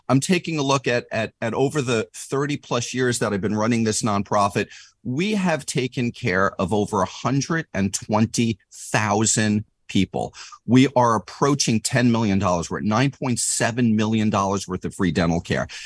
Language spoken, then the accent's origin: English; New York, United States; moved away as an adult; now in California, United States; I'm from New York originally, if my attitude or my accent didn't, didn't already, uh, uh, uh, spoil that.